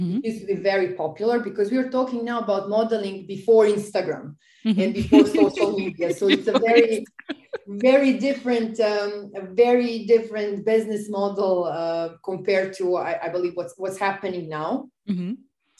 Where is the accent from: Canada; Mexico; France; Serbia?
Serbia; I was doing a bit of modeling, bit of journalism on a local level in my hometown and a bit in Belgrade because I come from another town in Serbia. Mm-hmm. So it's a smaller town.